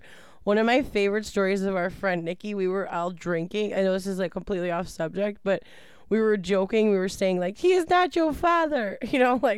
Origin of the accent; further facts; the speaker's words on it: Chicago, Illinois, United States; accent: Chicago; Maybe it's just my Chicago accent.